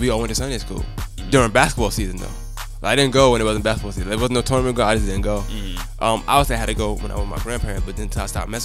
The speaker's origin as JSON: {"language": "English", "region": "New York", "country": "United States", "said": "I'm from New York"}